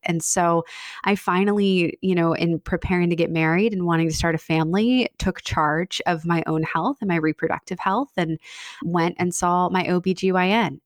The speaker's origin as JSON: {"language": "English", "town": "Annapolis", "region": "Maryland", "country": "United States", "tie": "born or raised there", "said": "a budding wedding photography business in my hometown of Annapolis"}